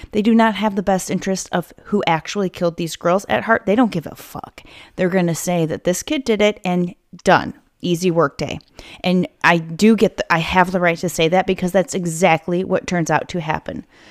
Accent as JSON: {"language": "English", "country": "United States", "said": "as an American"}